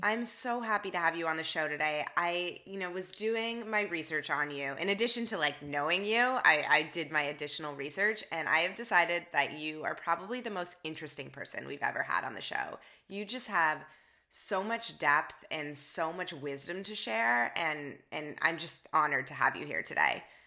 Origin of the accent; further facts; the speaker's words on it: Toronto, Ontario, Canada; now in San Francisco, United States; Toronto is my hometown, born and raised, and I love it there